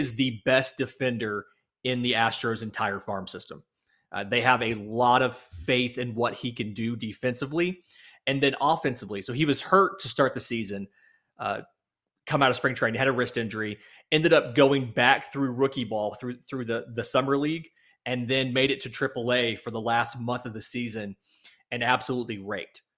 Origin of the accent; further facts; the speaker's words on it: the South, Southeastern United States, United States; I grew up in the South in the days of the T B S Superstation.